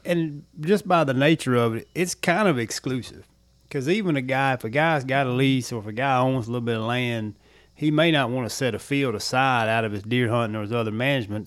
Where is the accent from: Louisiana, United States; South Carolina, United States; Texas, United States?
Louisiana, United States; moved away; I did a lot of my growing up in Louisiana